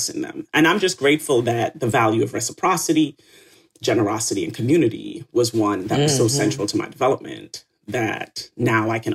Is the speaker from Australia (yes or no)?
no; Retreat, Saint Mary, Jamaica; also born or lived in St. Ann's Bay, Jamaica / Kingston, Jamaica; I was born in St. Anne's Bay Hospital in Jamaica. And I grew up in a town of 433 people in Retreat St. Mary.